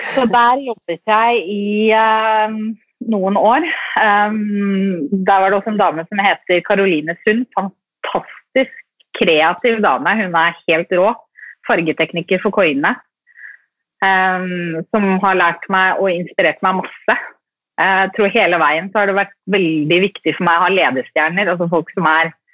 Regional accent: Drammen, Buskerud, Norway; also born or lived in Sarpsborg; jeg er fra Drammen

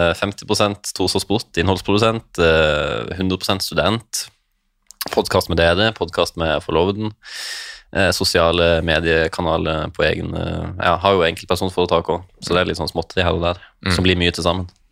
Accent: Lindesnes, Agder, Norway; accent: sørlandsk; also born or lived in Svalbard / Balsfjord

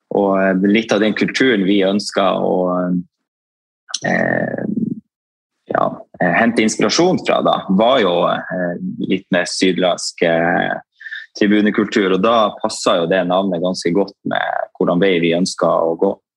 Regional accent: Tromsø, Troms, Norway; født og oppvokst i Tromsø

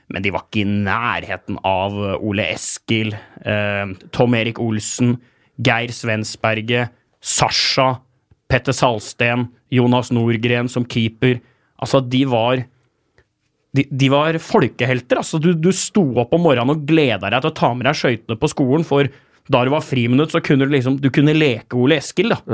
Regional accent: Asker, Akershus, Norway; da jeg vokste opp i Asker.

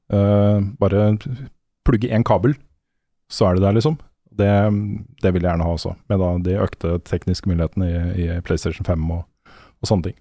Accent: Norway; som nordmann

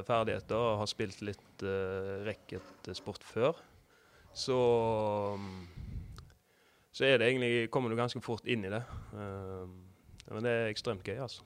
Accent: Haugesund, Rogaland, Norway; oppvokst på Risøy

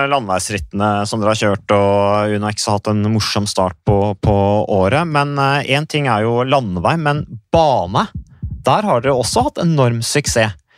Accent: Norway; Vi har jo ikke hatt noen kultur for det egentlig hjemme i Norge.

